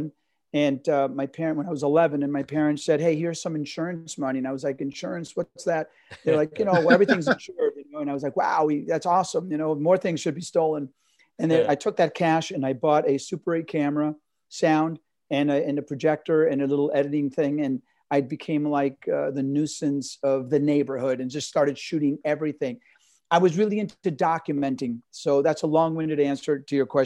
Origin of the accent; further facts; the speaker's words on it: New York, United States; I grew up at 92nd Street on the West Side, Broadway in New York